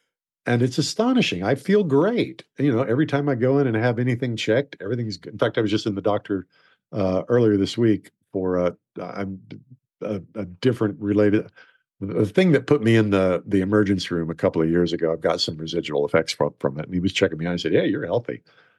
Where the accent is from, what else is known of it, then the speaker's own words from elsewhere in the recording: Oklahoma, United States; And I grew up in Oklahoma. My dad's best friend was the foreman of a ranch.